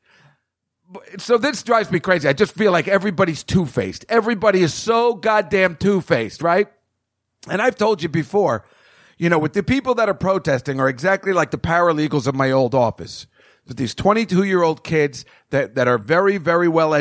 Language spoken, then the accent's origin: English; New Jersey, United States; I'm a guy from Jersey